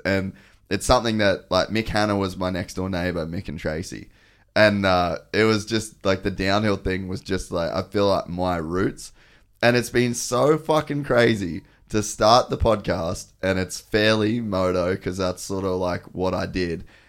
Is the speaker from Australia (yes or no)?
yes; Cairns, Queensland, Australia; I grew up in Cairns